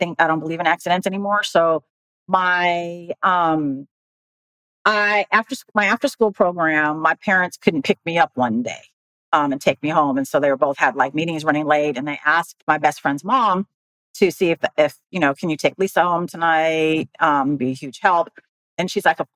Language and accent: English; Manila, Metro Manila, Philippines; now in United States; I was born in the Philippines, in Manila